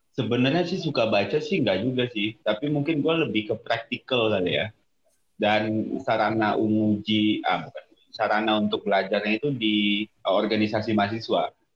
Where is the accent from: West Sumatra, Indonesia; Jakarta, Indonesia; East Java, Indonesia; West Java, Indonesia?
West Sumatra, Indonesia; Padang; moved away as an adult; also born or lived in Depok / London; now in South Tangerang, Indonesia; gue sampai SMA itu da, uh, di Sumatera Barat, khususnya Kota Padang dari lahir sampai SMA di sana. Jadi mungkin teman-teman dengar bahasa Indonesia gue masih rada taste rendangnya ini.